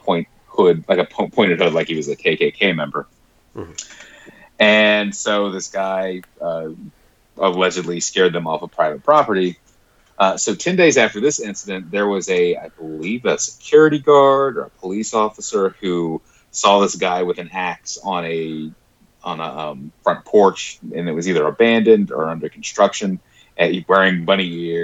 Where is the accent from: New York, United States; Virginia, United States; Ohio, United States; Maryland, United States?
Virginia, United States; growing up in Virginia